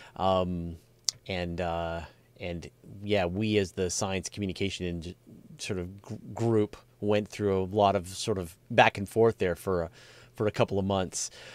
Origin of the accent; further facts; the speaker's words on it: Hornby Island, Gulf Islands, British Columbia, Canada; I grew up on the on the Gulf, uh, on the coast, on the Gulf Islands